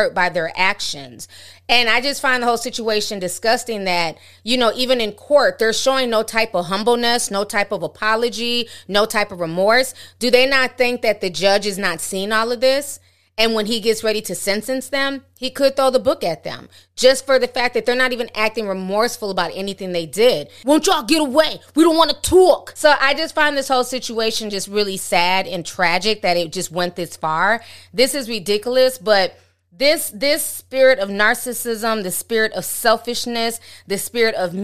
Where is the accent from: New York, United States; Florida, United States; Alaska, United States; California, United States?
New York, United States; New York City; accent: Harlem / New York; in my Harlem accent